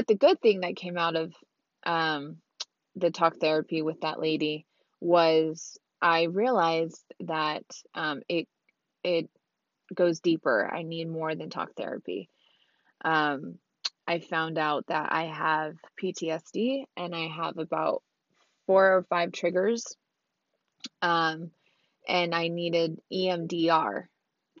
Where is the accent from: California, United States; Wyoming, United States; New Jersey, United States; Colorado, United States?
California, United States; Orange County; I'm from Orange County, California. All over Orange County that I know of. Born and raised in Orange County